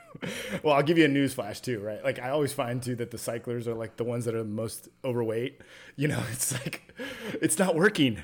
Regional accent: California, United States; Somewhere in California.

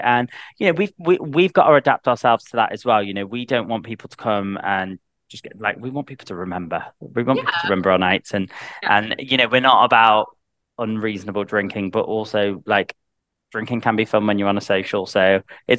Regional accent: the north of England, United Kingdom; accent: Northern English; I've got a Northern English accent. I'm from the North.

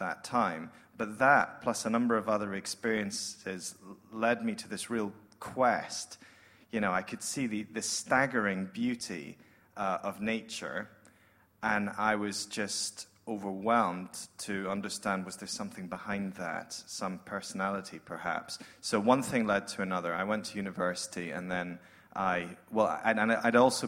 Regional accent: Scotland, United Kingdom; accent: Scottish; moved away as an adult; now in Sydney, Australia; I come from Scotland, as you might guess.

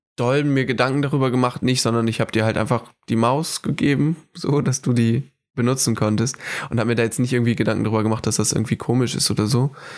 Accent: Hamburg, Germany; moved away as an adult; also born or lived in Föhr, Schleswig-Holstein / Oldenburg, Lower Saxony; ich bin in Hamburg geboren tatsächlich und habe auch eine, eine, enge Verbundenheit zu dieser Stadt. Hab da gelebt, bis ich zwölf war ungefähr

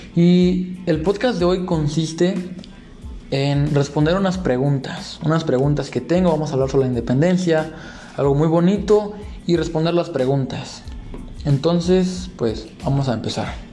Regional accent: Mexico

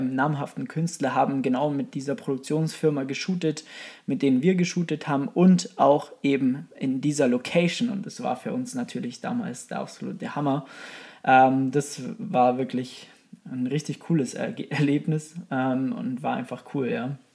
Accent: Kempten, Bavaria, Germany; accent: Bavarian; now in Munich, Germany; wie man hört, äh, aus Bayern, beziehungsweise äh, gebürtig aus dem Allgäu, aus dem wunderschönen Allgäu, Kempten, ähm, und wohne jetzt aktuell in München.

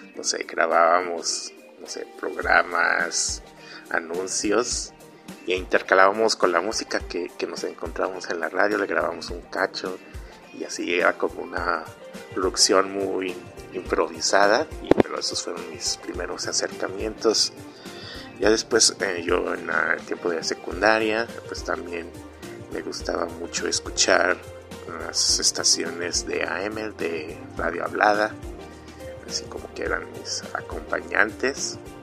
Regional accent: Mexico; soy mexicano, tengo 39 años

